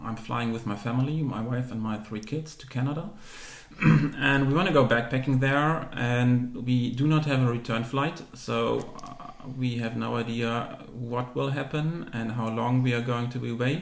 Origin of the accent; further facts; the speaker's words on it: Germany; moved away as an adult; And then I finished high school. In Germany, you were required back then to do some community service